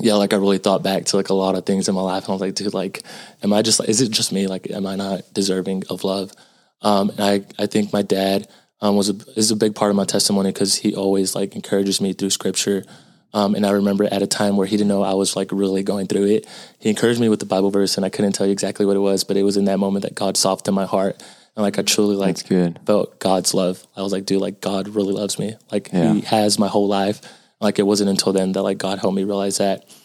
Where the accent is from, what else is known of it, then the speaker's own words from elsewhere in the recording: Houston, Texas, United States; also born or lived in Austin, Texas; I was born in Houston, and I currently go to the University of Texas at Austin